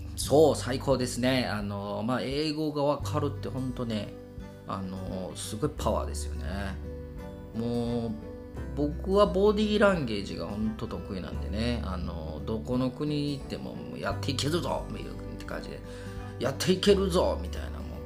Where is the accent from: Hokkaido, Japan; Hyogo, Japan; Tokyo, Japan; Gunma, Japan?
Hyogo, Japan; Kobe; 神戸生まれの神戸育ちの僕たち